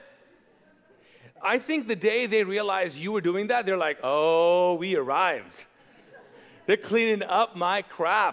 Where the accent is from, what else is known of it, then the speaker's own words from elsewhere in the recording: Kuwait; also born or lived in Pakistan; now in Charlotte, United States; I grew up in Kuwait, which is a very wealthy country. But I grew up as an immigrant. So if you're wondering, I'm not Kuwaiti, even though I was born and raised there